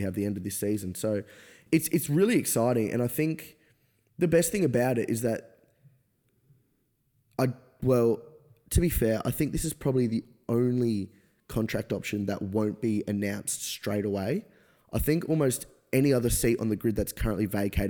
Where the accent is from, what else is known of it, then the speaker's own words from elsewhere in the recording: Australia; as an Australian F1 fan